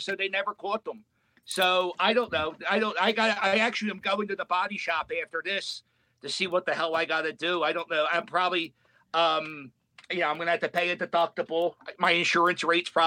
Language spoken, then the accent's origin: English; Philadelphia, Pennsylvania, United States; I grew up in Port Richmond